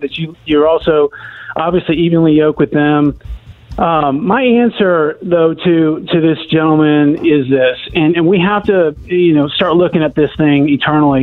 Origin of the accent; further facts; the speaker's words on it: Orlando, Florida, United States; moved away as an adult; now in Charlotte, United States; I grew up in Orlando, played football at U- University of Central Florida